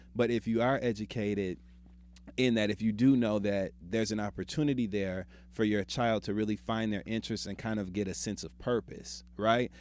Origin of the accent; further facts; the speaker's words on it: Midwest, United States; I'm from the Midwest.